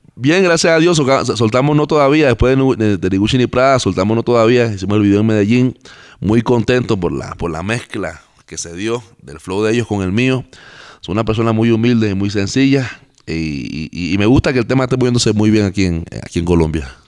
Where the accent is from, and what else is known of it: Panama